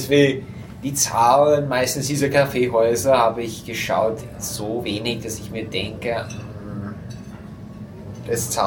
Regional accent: United States; German is a second language; dass ich bin Amerikaner, aber ich habe nur reine russische Klavierschule.

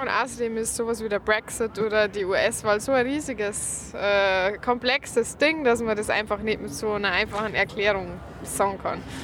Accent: Lower Bavaria, Germany; accent: Lower Bavarian; mit meinem niederbayerischen Dialekt

